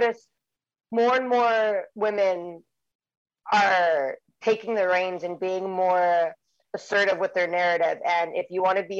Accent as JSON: {"language": "English", "town": "Santa Ana", "region": "California", "country": "United States", "said": "I'm from a cool city, Santa Ana"}